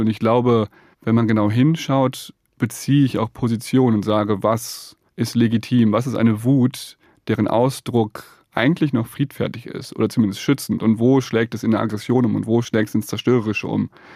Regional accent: Rhineland-Palatinate, Germany; Ich komme aus der Nähe des Ahrtals, habe da als Kind gespielt

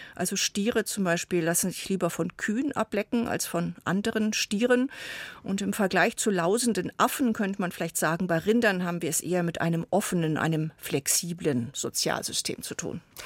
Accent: Germany; bei uns in Deutschland

